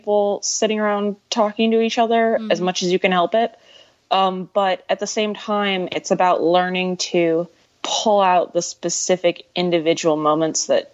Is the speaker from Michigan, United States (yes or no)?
yes; Detroit, Michigan, United States; I grew up right outside Detroit.